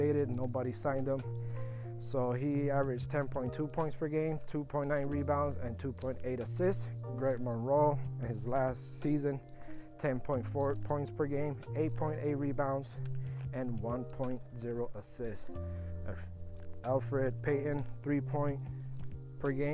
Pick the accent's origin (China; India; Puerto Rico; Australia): Puerto Rico; now in Florida, United States; I'm from Puerto Rico, but I'm in Florida.